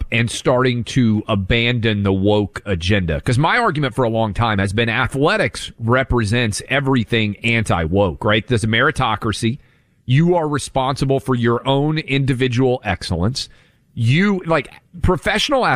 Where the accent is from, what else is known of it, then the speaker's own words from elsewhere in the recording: Tennessee, United States; Chattanooga, Tennessee, my home state, my mom's home city.